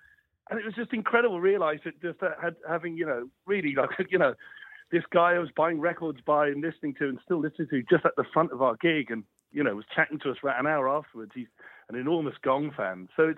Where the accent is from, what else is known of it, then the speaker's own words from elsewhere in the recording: Plymouth, South West England, United Kingdom; where I was growing up in Plymouth.